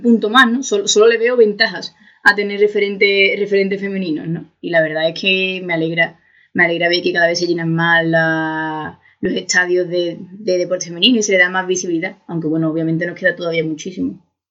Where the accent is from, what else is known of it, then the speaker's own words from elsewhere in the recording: Seville, Andalusia, Spain; yo soy de Sevilla